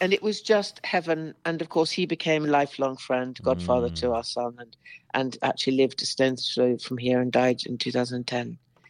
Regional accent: Northern Ireland, United Kingdom; which I love the North because I'm Northern Irish, really.

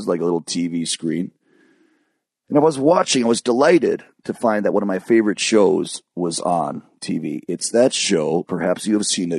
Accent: Michigan, United States; also born or lived in California; I moved to Michigan

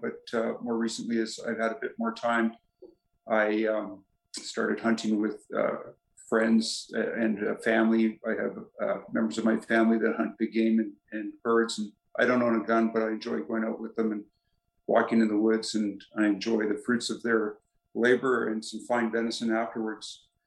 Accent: Edmonton, Alberta, Canada; moved away as an adult; also born or lived in Ohio / Birmingham, Alabama; now in Calgary, Canada; I grew up in Edmonton and uh, went to school there, including uh, medical school at the University of Alberta.

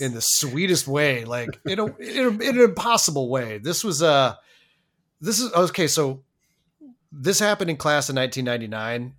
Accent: Colorado, United States; I was born in Colorado

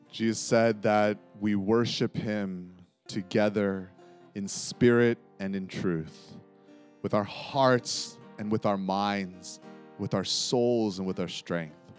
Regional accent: Texas, United States; I grew up in Texas

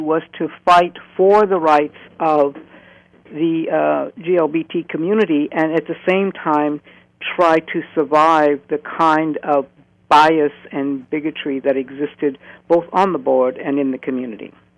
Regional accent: St. Louis, Missouri, United States; moved away as an adult; now in Oregon, United States; born in 1940 in St. Louis, Missouri

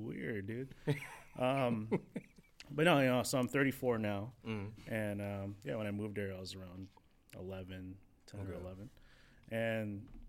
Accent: Daly City, California, United States; moved away; also born or lived in San Francisco / Vallejo; But no, I'm born in San Francisco, raised in Daly City and San Francisco, but pretty much throughout the whole Bay Area. Like, if you really want to get deep, Vallejo, so that's East

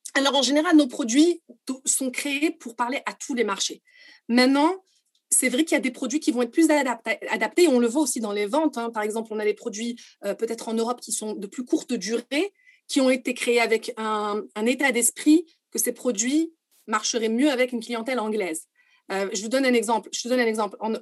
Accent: Morocco; Je suis marocaine

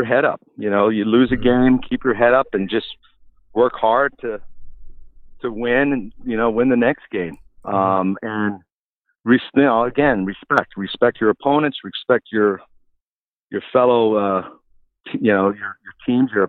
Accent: Victoria, British Columbia, Canada; moved away as an adult; also born or lived in Kitchener, Ontario / Ottawa, Ontario; growing up in Victoria and watching the Victoria Shamrocks play

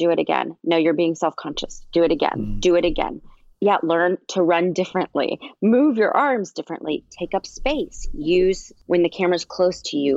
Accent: Nashville, Tennessee, United States; I grew up in Nashville, Tennessee

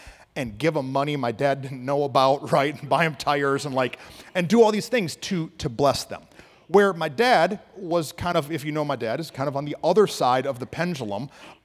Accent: Flint, Michigan, United States; now in Dallas-Fort Worth, United States; I grew up in Flint, Michigan

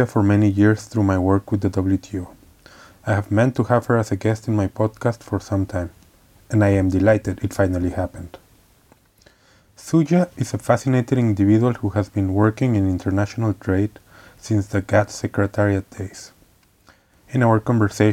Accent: Mexico; moved away; originally from Mexico, but I feel like a global citizen

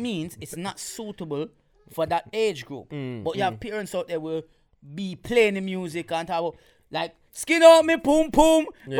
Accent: Jamaica; now in United Kingdom; growing up in Jamaica

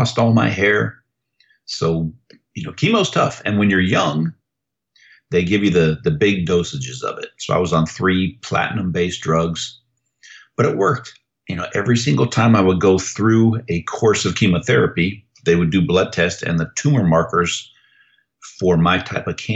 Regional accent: Novato, California, United States; also born or lived in San Francisco, California / Germany / Hayward, California; I was born in San Francisco, raised in Novato, California

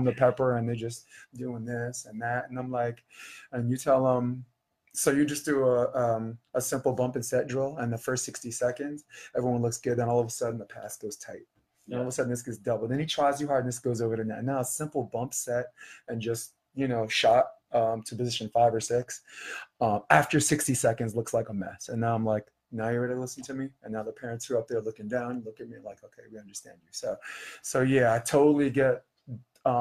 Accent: New York, United States; I'm from New York

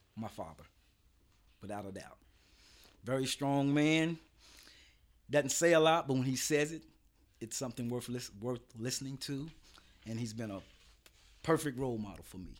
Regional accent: Lexington, Kentucky, United States; I'm from Lexington

